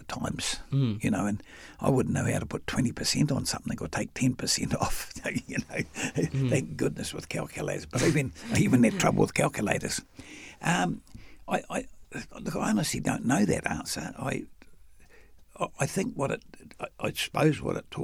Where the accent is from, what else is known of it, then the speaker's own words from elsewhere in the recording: Wellington, New Zealand; now in Auckland, New Zealand; I'm a simple boy from a working class family in Newtown and Wellington.